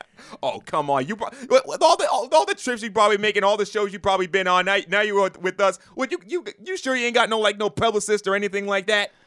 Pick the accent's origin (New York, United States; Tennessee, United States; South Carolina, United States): New York, United States; I'm a native of New York